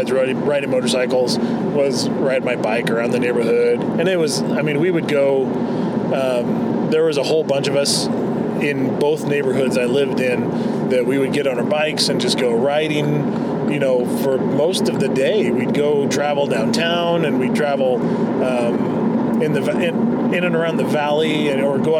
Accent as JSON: {"language": "English", "town": "Spokane", "region": "Washington", "country": "United States", "tie": "born or raised there", "said": "I grew up in Spokane and lived in two different general areas in Spokane"}